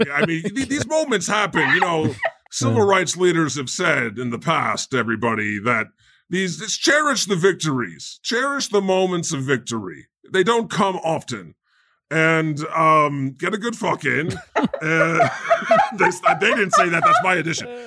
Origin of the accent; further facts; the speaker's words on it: Scranton, Pennsylvania, United States; You don't know what the fuck I've been through. I'm from Scranton.